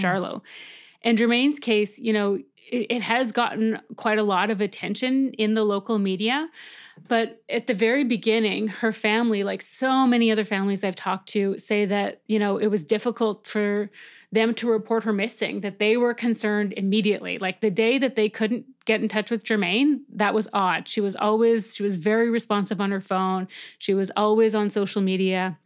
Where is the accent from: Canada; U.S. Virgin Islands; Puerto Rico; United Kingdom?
Canada; as a Canadian